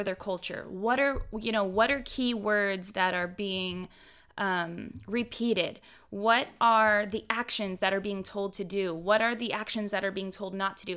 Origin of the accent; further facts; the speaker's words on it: Houston, Texas, United States; I'm from Houston, Texas. I'm from the Bible Belt, where everybody's a Christian